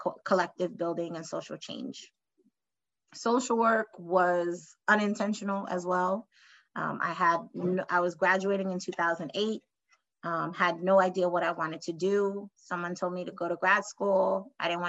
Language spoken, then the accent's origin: English; New York City, New York, United States; me growing up in New York City